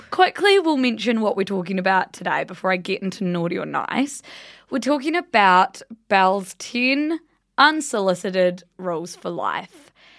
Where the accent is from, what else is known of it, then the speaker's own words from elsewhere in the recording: Blenheim, Marlborough, New Zealand; moved away; I just went home to my hometown Blenheim